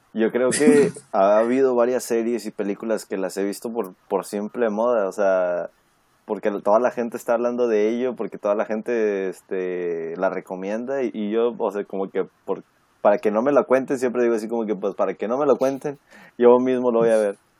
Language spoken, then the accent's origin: Spanish; Mexico; moved away; Soy, soy mexicano